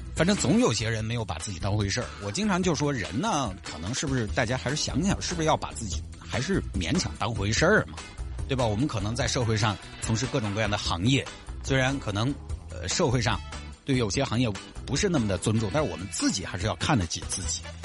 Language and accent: Chinese; Huayang, Sichuan, China; 我就花样当地嘞